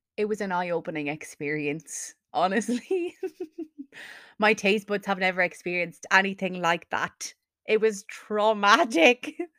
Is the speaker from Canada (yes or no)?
no; Carlow, Leinster, Ireland; I'm from Carlow, so why would I pay for accommodation when I could just live at home